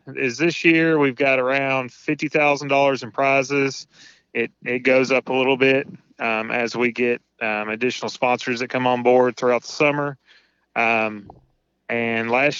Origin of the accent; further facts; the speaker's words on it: Tennessee, United States; now in Indiana, United States; I'm currently living in Indiana, born and raised in Tennessee